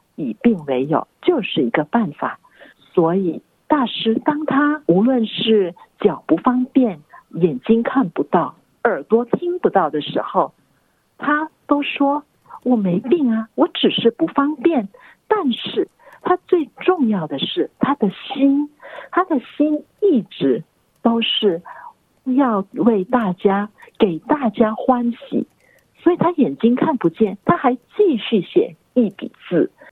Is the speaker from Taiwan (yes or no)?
no; Singapore; now in Australia; 我出生于新加坡